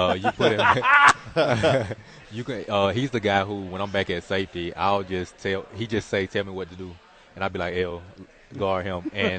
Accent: Miami, Florida, United States; moved away; also born or lived in Phoenix; I'm from Miami.

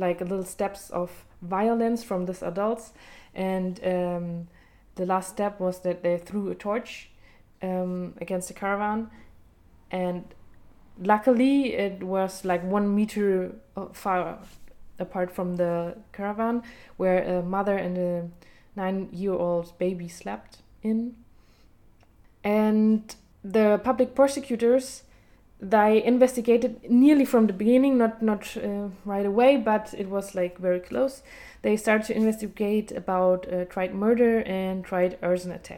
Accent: Germany; growing up in Germany as a German Jew

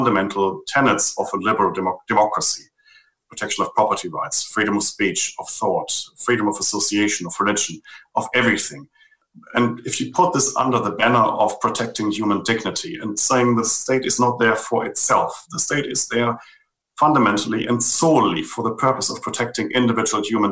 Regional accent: Germany; now in New Zealand; I grew up in West Germany

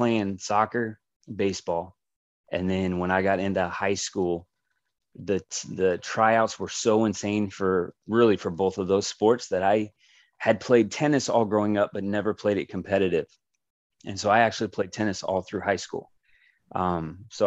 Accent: Kansas City, United States; now in Phoenix, United States; I'm from Kansas City

